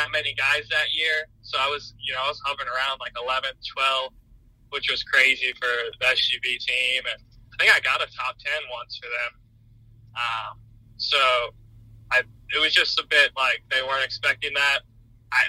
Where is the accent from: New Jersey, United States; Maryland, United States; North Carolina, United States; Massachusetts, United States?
Maryland, United States; I grew up in Maryland, probably 10, 20 minutes away from that restaurant.